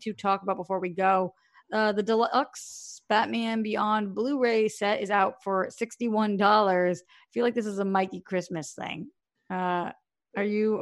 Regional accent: Boston, Massachusetts, United States; I'm I'm from Boston

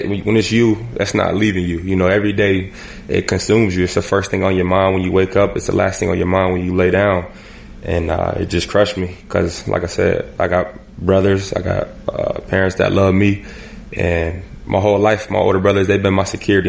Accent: Erie, Pennsylvania, United States; I'm from Erie, Pennsylvania

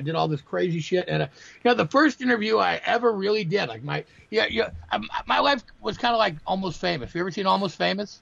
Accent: Green Bay, Wisconsin, United States; I'm from Green Bay, Wisconsin, and the, uh, the the paper here is called the Green Bay Press Gazette.

